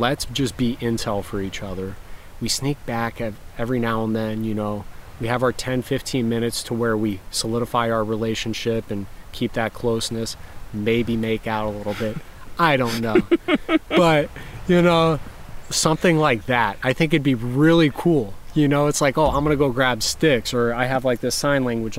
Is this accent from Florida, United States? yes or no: yes; Florida, United States; I'm from Florida